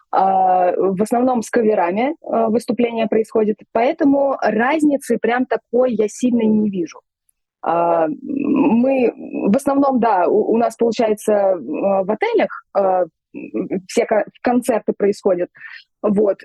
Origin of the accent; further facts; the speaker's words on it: Tashkent, Uzbekistan; я вот родилась в Узбекистане, в Ташкенте, пошла в музыкальную школу